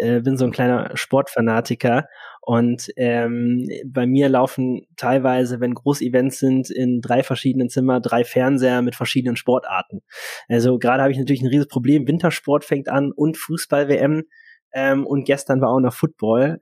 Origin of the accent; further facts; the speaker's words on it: Cologne, North Rhine-Westphalia, Germany; moved away; also born or lived in Hanover; als Kölner ganz klar sagen, das ist Köln